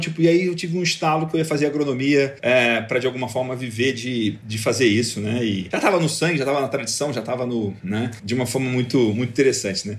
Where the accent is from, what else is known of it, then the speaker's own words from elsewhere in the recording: Rio de Janeiro, Brazil; moved away as an adult; also born or lived in Goiás / Goiânia / Piracicaba; now in Santana de Parnaíba, Brazil; Eu sou nascido no Rio de Janeiro, sou criado em Goiás, morei 20 anos em Piracicaba e desde 2016, tem quase 5 anos, eu mudei aqui para Alphaville